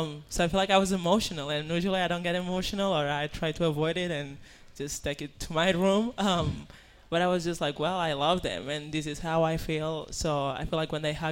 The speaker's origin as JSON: {"language": "English", "country": "Spain", "second_language": "English", "moved": "yes", "said": "I'm from Spain."}